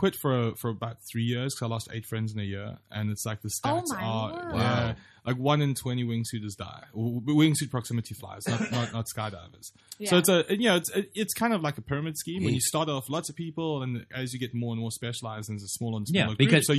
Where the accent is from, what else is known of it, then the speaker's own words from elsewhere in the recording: Durban, KwaZulu-Natal, South Africa; it's my hometown where I grew up. The best way to think of Durban is Hawaii.